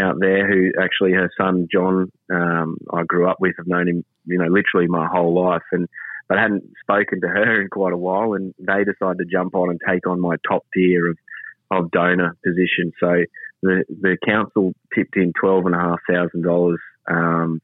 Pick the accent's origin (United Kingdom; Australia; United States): Australia; Quilpie, Queensland; claim it as my hometown